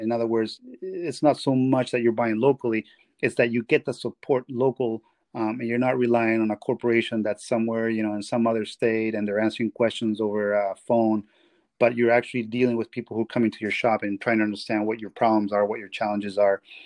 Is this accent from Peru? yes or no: yes; Peru; moved away; I am from Peru.